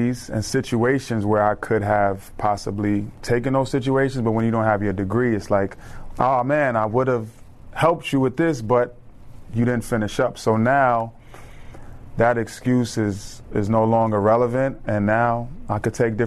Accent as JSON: {"language": "English", "town": "New York City", "region": "New York", "country": "United States", "tie": "born or raised there", "moved": "yes", "said": "as a kid growing up, I'm from the Bronx, New York"}